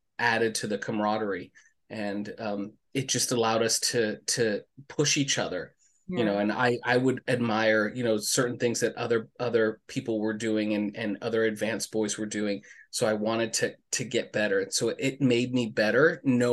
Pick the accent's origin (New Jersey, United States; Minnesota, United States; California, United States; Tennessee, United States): California, United States; Los Angeles; growing up in Los Angeles, I was a big sports kid